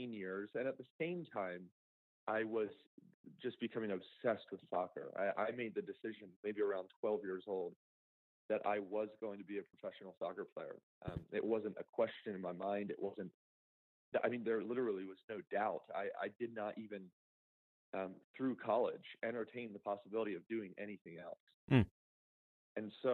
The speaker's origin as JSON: {"language": "English", "town": "Downingtown", "region": "Pennsylvania", "country": "United States", "tie": "born or raised there", "said": "I grew up outside of Philadelphia, Pennsylvania, in Downingtown."}